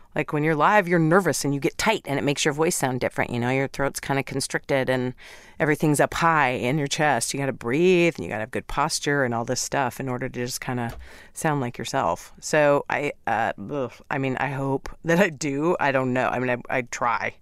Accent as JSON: {"language": "English", "region": "Midwest", "country": "United States", "also_born_or_lived": "New York / Middle East", "moved": "as an adult", "lives_now": "Los Angeles, United States", "said": "I'm from the Midwest"}